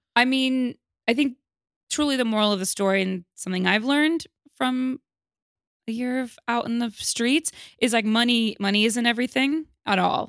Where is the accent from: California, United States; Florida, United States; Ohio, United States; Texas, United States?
California, United States; Los Angeles; Los Angeles